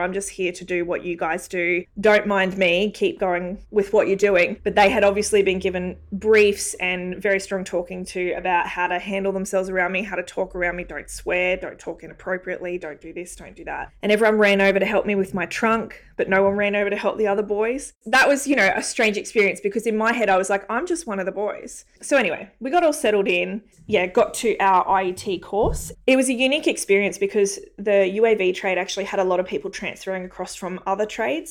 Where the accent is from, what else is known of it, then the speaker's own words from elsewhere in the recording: Brisbane, Queensland, Australia; I'm actually Brisbane born and bred